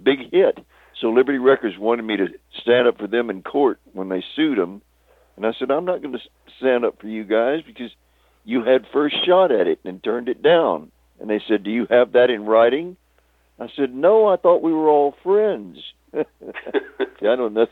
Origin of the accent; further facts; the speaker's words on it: Texas, United States; moved away as an adult; also born or lived in Hollywood / England; I'm from Texas